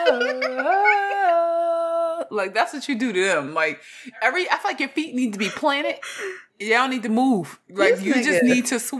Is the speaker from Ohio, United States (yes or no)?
no; Houston, Texas, United States; I'm from Houston.